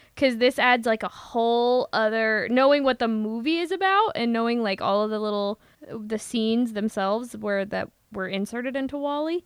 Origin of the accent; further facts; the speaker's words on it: Midwest, United States; accent: Midwestern; my Midwestern accent